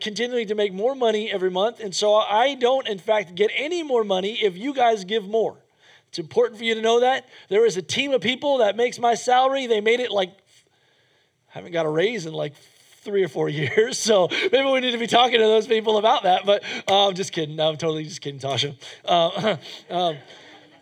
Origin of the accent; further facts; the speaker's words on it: United States; as an American